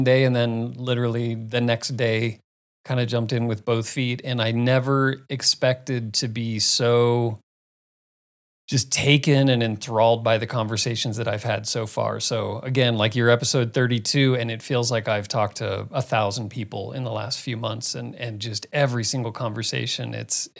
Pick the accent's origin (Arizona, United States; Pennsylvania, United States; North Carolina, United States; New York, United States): Arizona, United States; Phoenix; moved away; I grew up in Phoenix